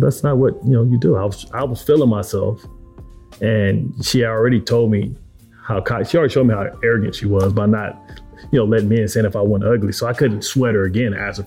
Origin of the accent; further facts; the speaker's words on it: Detroit, Michigan, United States; we're both from Detroit